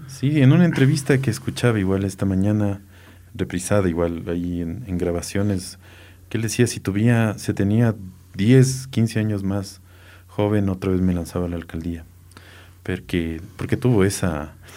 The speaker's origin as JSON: {"language": "Spanish", "town": "Quito", "region": "Pichincha", "country": "Ecuador", "tie": "born or raised there", "said": "de niño, niño, era que en Quito en la noche no había agua"}